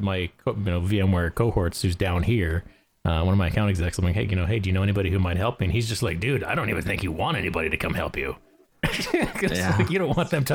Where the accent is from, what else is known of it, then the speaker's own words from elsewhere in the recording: Wisconsin, United States; moved away as an adult; now in Indiana, United States; I'll probably always be a Badger at heart